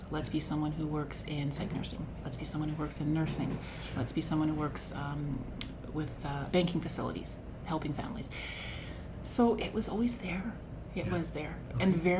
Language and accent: English; Moose Jaw, Saskatchewan, Canada; born there; also born or lived in Waldron / Porcupine Plains / Kelliher / Melville; My family moved a lot. So I was born in Moose Jaw.